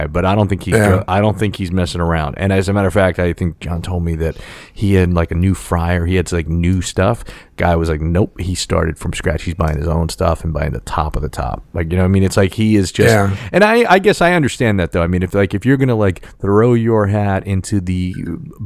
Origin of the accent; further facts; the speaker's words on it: New York City, New York, United States; I was born and raised on Staten Island in Staten Island, New York